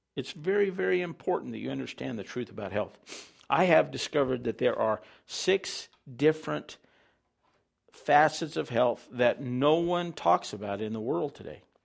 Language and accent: English; Farmington, United States; I was raised in Farmington outside of town